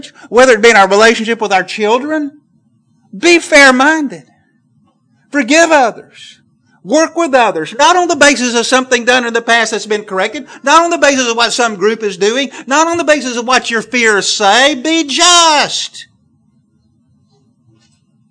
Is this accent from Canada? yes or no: no; the South, Southern United States, United States; accent: southern; my southern accent